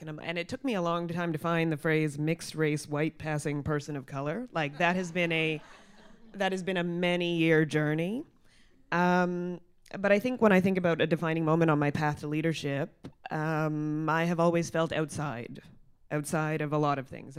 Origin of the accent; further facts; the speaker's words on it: Mississauga, Ontario, Canada; growing up in Mississauga